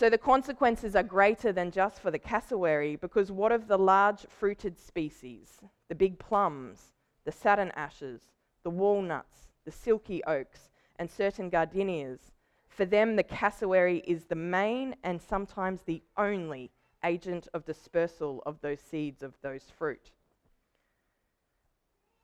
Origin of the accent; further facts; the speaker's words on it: Australia; As Australian Christians